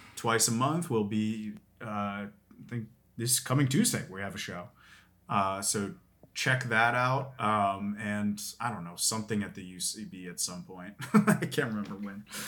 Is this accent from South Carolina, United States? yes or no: no; Philadelphia, Pennsylvania, United States; I'm from Philadelphia